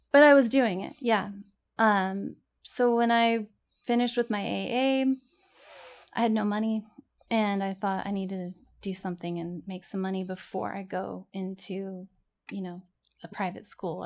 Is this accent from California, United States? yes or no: yes; Corona, California, United States; also born or lived in Santa Ana, California; was raised in Corona.